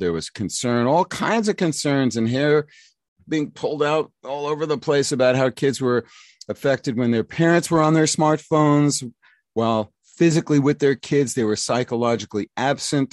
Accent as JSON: {"language": "English", "town": "New York City", "region": "New York", "country": "United States", "tie": "born or raised there", "said": "when I was growing up in the New York City public schools in the nineteen sixties"}